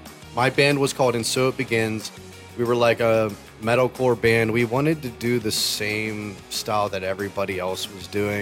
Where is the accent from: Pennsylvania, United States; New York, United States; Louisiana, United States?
Pennsylvania, United States; Washington County, Pittsburgh area; we're from the Pittsburgh area